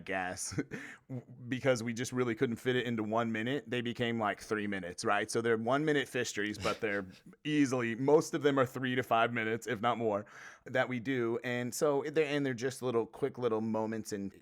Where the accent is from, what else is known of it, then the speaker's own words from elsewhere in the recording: Midwest, United States; I'm from the Midwest